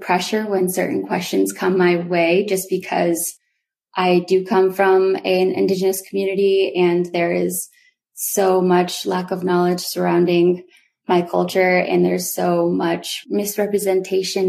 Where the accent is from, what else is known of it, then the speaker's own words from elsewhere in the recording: Old Town, Maine, United States; I did grow up on the Penobscot Nation, or otherwise known as Indian Island, which is a small island located in Old Town, Maine